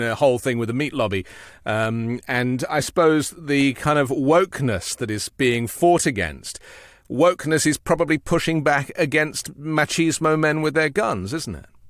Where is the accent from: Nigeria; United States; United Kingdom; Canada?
United Kingdom